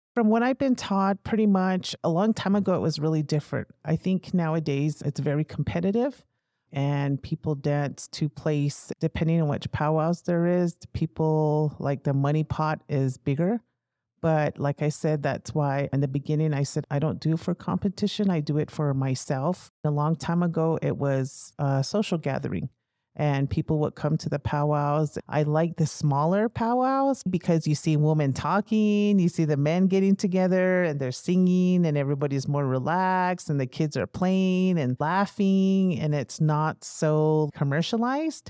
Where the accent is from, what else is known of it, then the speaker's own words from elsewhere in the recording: United States; moved away as an adult; also born or lived in North Dakota; now in New Mexico, United States; I grew up on the Navajo Reservation with my mother's side of the family